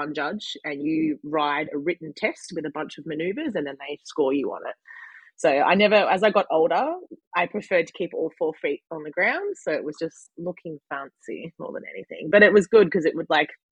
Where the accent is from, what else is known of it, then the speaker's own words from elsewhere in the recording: Frankston, Victoria, Australia; also born or lived in Lang Lang, Victoria; I'm originally from Frankston